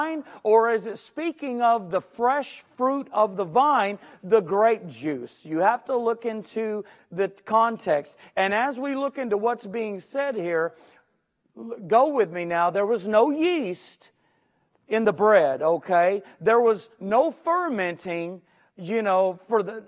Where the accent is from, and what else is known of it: Houston, Texas, United States